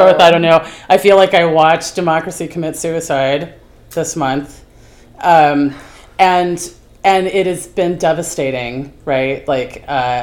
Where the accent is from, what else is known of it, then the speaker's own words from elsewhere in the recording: the South, United States; moved away; I'm from the South